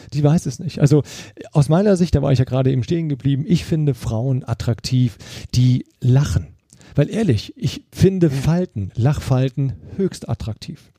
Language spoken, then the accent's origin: German; Eifel, Germany; ich bin in der Eifel groß geworden